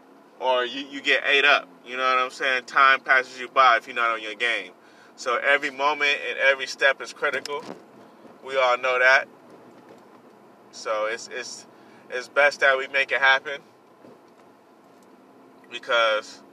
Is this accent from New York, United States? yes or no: no; California, United States; I'm a Cali boy. I was born in California. My roots are in California. I was born out here